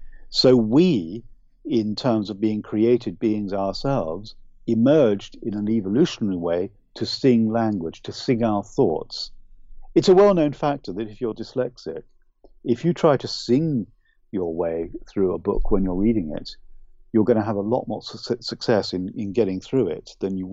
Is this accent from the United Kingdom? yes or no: yes; United Kingdom; accent: UK accent; I'm Irish, but I don't have the beautiful, lyrical Irish accent. I really wish I did, but it would be false of me to try and copy it. I was brought up largely in the UK, so I speak with a UK accent.